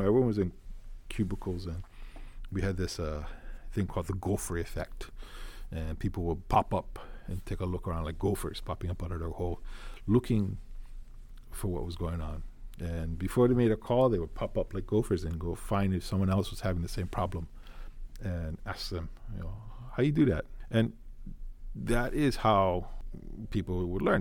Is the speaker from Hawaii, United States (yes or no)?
yes; Honolulu, Hawaii, United States; I am born and raised in Hawaii, so I do have that background here, local boy. Grew up in Honolulu.